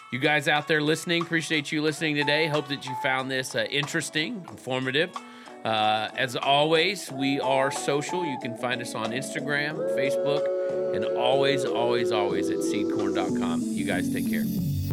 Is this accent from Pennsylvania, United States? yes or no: no; Texas, United States; moved away; I grew up in Texas